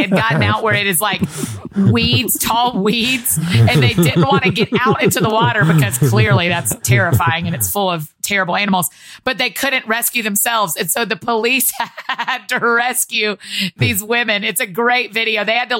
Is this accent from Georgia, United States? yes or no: yes; Georgia, United States; growing up in Georgia